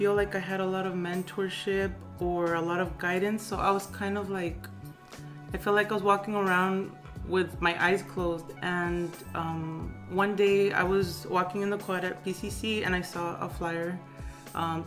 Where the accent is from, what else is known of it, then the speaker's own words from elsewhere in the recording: Los Angeles, California, United States; I was born in Los Angeles, and I grew up in the Westlake District, MacArthur Park area in the 1980s, into the mid-1990s